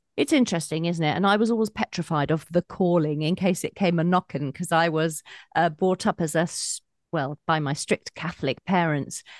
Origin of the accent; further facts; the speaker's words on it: Colchester, East of England, United Kingdom; from a shop in Colchester town centre, which is my hometown